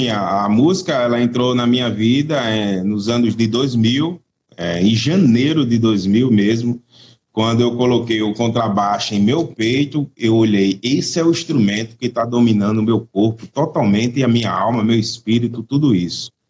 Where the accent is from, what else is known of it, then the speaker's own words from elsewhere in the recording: Natal, Rio Grande do Norte, Brazil; Eu estou na minha terra aqui, eu estou em Natal, Rio Grande do Norte